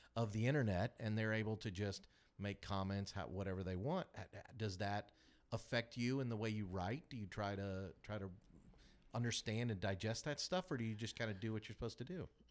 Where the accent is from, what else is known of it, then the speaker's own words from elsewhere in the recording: Kansas City, United States; now in Augusta, United States; I grew up in Kansas City, but I made my way down to Augusta